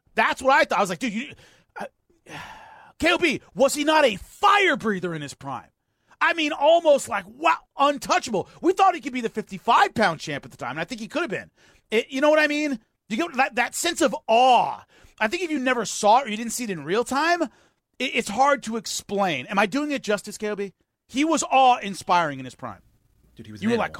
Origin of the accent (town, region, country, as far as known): United States